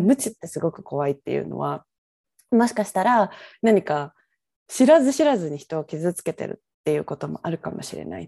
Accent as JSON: {"language": "Japanese", "region": "Kyoto", "country": "Japan", "tie": "born or raised there", "moved": "as an adult", "lives_now": "Vancouver, Canada", "said": "京都出身なんです"}